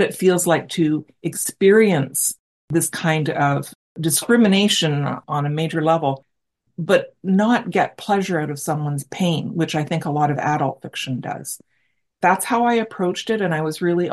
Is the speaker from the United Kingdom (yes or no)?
no; Brantford, Ontario, Canada; I'm from Brantford, Ontario, and we had Massey Harris here as well.